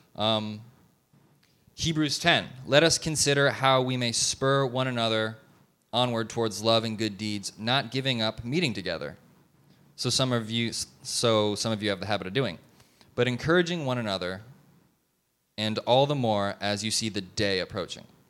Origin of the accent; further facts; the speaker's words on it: Detroit, Michigan, United States; moved away as an adult; also born or lived in Kansas City; now in Dallas-Fort Worth, United States; I grew up in Detroit, and then I went to school in Kansas City. Now I live here.